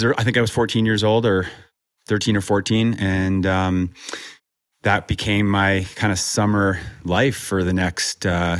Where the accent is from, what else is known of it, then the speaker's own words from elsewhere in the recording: North Shore of Boston, Massachusetts, United States; I grew up in Massachusetts on the North Shore of Boston